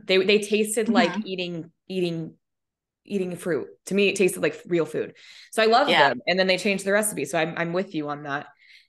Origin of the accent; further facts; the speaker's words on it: Minnesota, United States; also born or lived in Colorado; I grew up in Minnesota and then Colorado where the fruit, I mean, it's nothing's fresh.